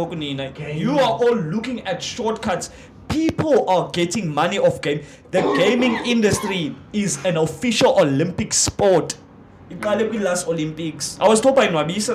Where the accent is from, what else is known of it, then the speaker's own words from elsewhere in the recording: Cape Town, Western Cape, South Africa; I'm born and raised in Gugs